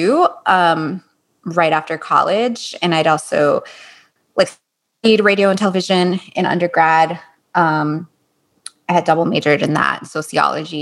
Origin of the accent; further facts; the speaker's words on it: Miami, Florida, United States; moved away as an adult; also born or lived in New York; I was born in New York and then raised in Miami